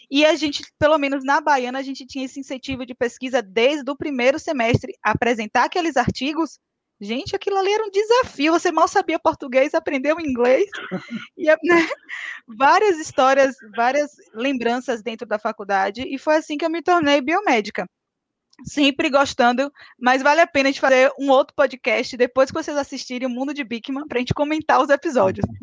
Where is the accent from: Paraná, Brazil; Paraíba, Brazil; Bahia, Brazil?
Bahia, Brazil; Rui Barbosa; now in Salvador, Brazil; Na verdade, eu sou de Rui Barbosa, morei em Taberaba e vim parar em Salvador, trabalhei em feira, estou em Salvador.